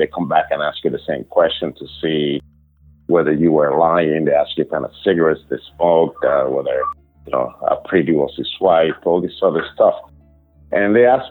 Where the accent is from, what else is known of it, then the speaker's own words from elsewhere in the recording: Cuba; now in United States; I came from Cuba, right? Cuba is a communist country